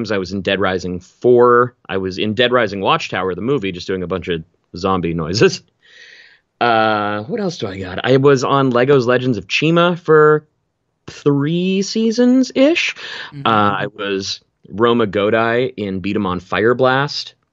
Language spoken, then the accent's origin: English; Vancouver, British Columbia, Canada; So Vancouver specifically is uh, temperature wise, it's like a it's like a slightly nicer Seattle.